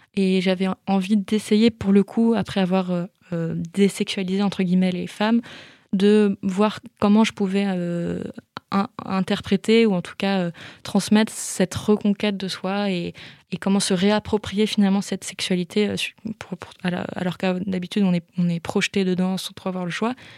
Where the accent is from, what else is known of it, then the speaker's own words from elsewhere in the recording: Belle-Île-en-Mer, Brittany, France; moved away; j'ai grandi une partie de mon enfance à Belle-Île-en-Mer